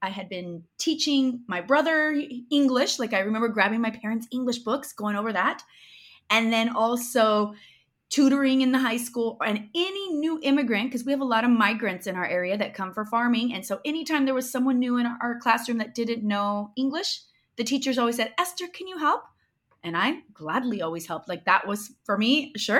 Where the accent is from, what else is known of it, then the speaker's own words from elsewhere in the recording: Moses Lake, Washington, United States; first language Spanish; English is a second language; moved away as an adult; also born or lived in Boise, Idaho; now in Hendaye, France; And as we discussed, I'm living in Indaya, France, but I'm originally born and raised in Moses Lake, Washington. And my parents are both immigrants. They are from Navarra, Spain, from the Basque country.